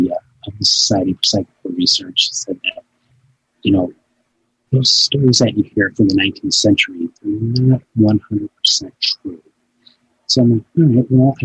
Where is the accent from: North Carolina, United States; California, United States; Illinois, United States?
Illinois, United States; northern; also born or lived in Chicago; I'm originally from Chicago, and I grew up in the northern Illinois area